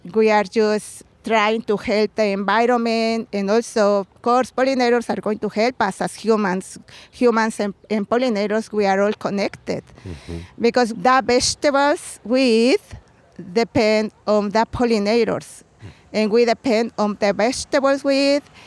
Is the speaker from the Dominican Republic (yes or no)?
no; Puebla, Mexico; English is a second language; moved away as an adult; now in Chicago, United States; when I was a girl in, in Mexico. I'm from Puebla